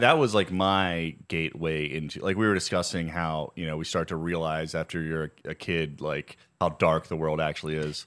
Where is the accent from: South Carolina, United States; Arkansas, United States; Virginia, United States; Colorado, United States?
Virginia, United States; In Virginia, we literally, like, read Bible stories in class